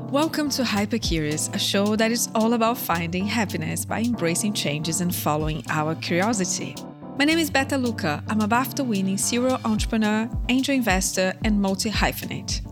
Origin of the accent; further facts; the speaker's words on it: Brazil; moved away; my home country, Brazil.